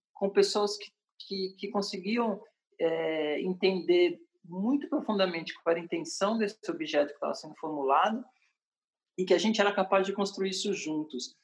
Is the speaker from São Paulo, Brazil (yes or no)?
yes; São Paulo, Brazil; moved away; also born or lived in Paris, France / Salvador, Brazil; eu como paulistano, vindo de Paris